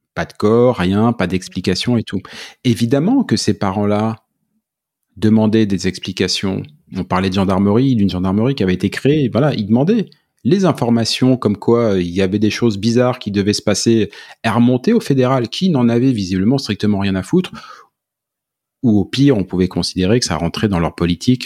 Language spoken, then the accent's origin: French; Charente, Nouvelle-Aquitaine, France; moved away as an adult; now in Quebec, Canada; Je, je viens du centre de la France, un petit village en Charente